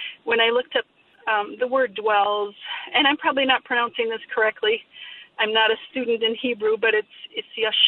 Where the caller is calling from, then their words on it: Minnesota, United States; We listen on your app, and I'm from Western Minnesota, so it's tough to get the radio out here